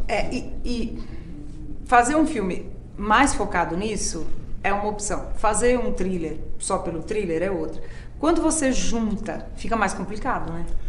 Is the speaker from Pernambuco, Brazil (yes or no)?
no; São Paulo, Brazil; Eu particularmente cresci em bairro de periferia em São Paulo